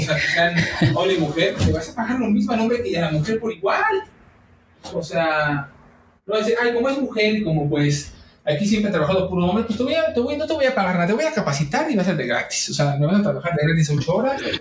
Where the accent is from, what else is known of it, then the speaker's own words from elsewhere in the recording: Mexico; soy mexicano